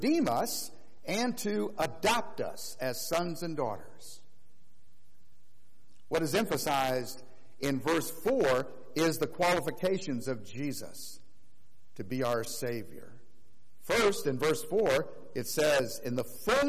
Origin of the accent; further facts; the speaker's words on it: Florida, United States; growing up in Florida, we didn't have any mountains